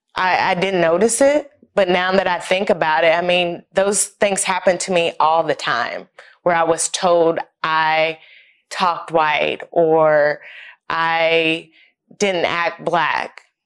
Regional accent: Knoxville, Tennessee, United States; moved away as an adult; I'm originally from Knoxville, Tennessee. I lived there all my life up until I went to college, born and raised in East Tennessee

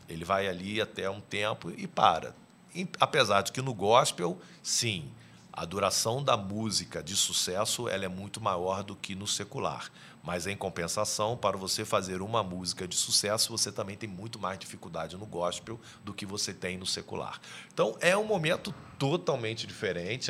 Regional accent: Niterói, Rio de Janeiro, Brazil; Eu sou de Niterói, no Rio de Janeiro

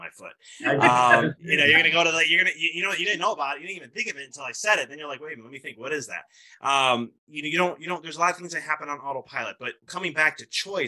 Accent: Chicago, Illinois, United States; moved away; I'm originally from Chicago

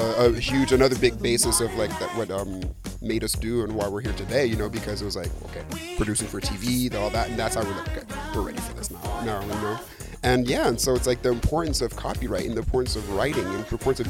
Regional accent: Senegal; I'm Senegalese, I'm from West Africa

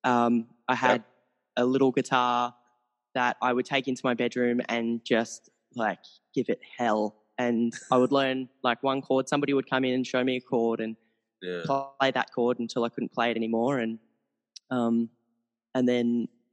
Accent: Australia; I'm from Australia. The accent

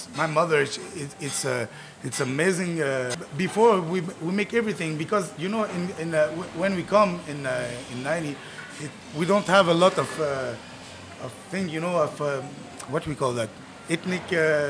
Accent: Tunisia; English is a second language; now in Montreal, Canada; I'm from Tunisia.

